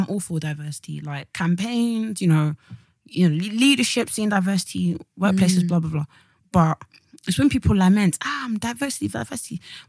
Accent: Nigeria; now in United Kingdom; me as a Nigerian, we have all these traditions

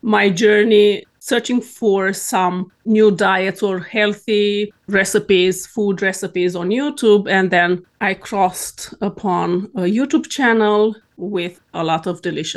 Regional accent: Romania; moved away as an adult; now in Sweden; I am born and raised in Romania

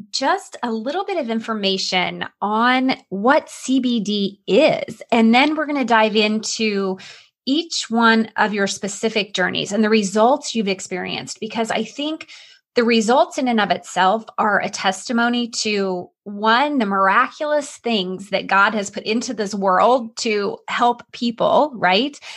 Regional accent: Illinois, United States; accent: Southern Illinois; And you'll probably notice that my Southern Illinois accent comes out. Anytime I hear Southern accents, it's like I oh. revert back from the Northeast accent to my roots.

